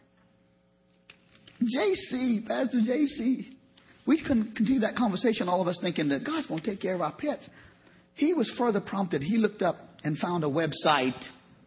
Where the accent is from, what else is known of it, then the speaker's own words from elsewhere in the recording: Trinidad & Tobago; moved away; I came from Trinidad, the Caribbean